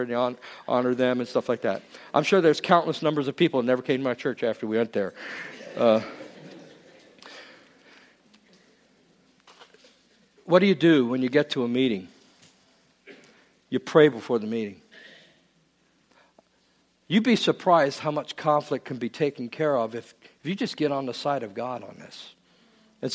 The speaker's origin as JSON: {"language": "English", "region": "England", "country": "United Kingdom", "tie": "born or raised there", "moved": "yes", "said": "I was born in England"}